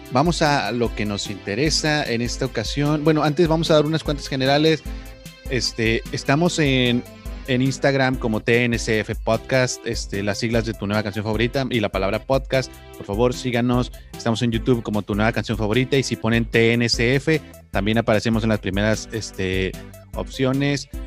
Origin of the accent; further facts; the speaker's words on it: Monterrey, Nuevo León, Mexico; pero a la vez estoy representando a mi, mi tierra, a mi Monterrey querido.